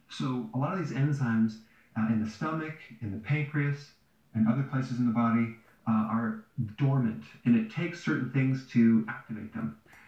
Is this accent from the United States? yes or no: yes; Wisconsin, United States; So remember growing up in Wisconsin, where there's farms all around our neighborhood.